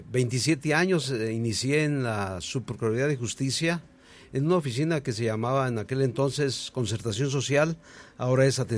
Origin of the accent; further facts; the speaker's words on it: Mexico City, Mexico; moved away as an adult; also born or lived in Guerrero, Chihuahua; now in Cuauhtémoc, Mexico; originario de la Ciudad de México.